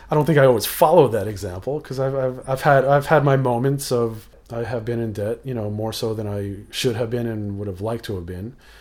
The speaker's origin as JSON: {"language": "English", "area": "Rockland County", "region": "New York", "country": "United States", "tie": "born or raised there", "lives_now": "Yonkers, United States", "said": "I was born in New York City, but then grew up in the suburbs, about an hour north of the city, uh, in, um, Rockland County"}